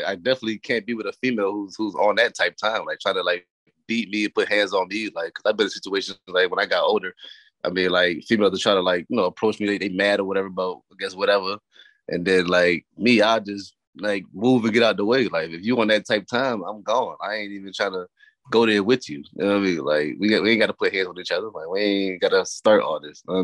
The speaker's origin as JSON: {"language": "English", "town": "New Haven", "region": "Connecticut", "country": "United States", "moved": "yes", "lives_now": "Hampton, United States", "said": "I'm originally from New Haven, Connecticut"}